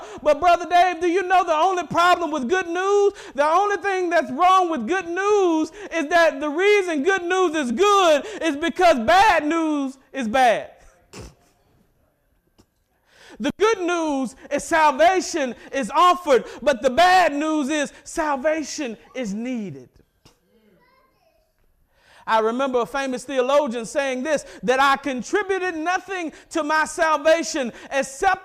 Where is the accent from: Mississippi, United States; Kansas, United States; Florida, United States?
Mississippi, United States; I'm from Mississippi